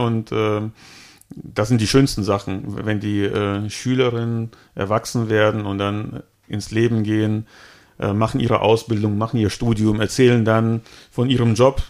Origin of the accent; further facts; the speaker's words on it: Altenkirchen, Rhineland-Palatinate, Germany; also born or lived in Cologne; zurück in den Westerwald, da wo ich herkomme.